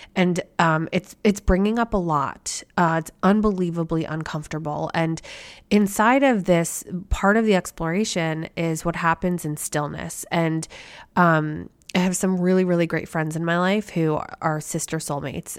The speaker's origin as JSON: {"language": "English", "town": "Philadelphia", "region": "Pennsylvania", "country": "United States", "tie": "born or raised there", "said": "born and bred a Phillies fan growing up in the Philadelphia area."}